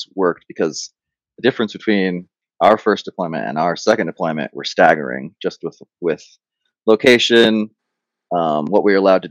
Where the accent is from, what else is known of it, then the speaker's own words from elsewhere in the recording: Buffalo, New York, United States; moved away; I'm from Buffalo, New York, originally